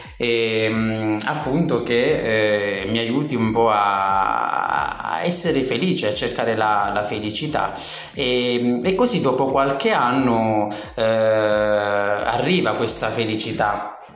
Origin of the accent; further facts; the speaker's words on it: Gela, Sicily, Italy; moved away; ventisette anni, eh, vengo da Gela, una bellissima città della Sicilia.